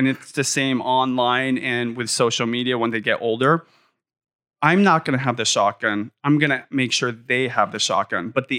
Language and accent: English; Seattle, Washington, United States; I still live literally in the same quarter mile area of the neighborhood I grew up in North Seattle for the last 25 years.